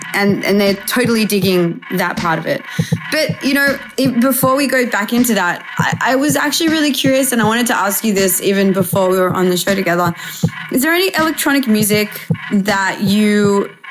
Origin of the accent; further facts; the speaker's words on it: Australia; being an Australian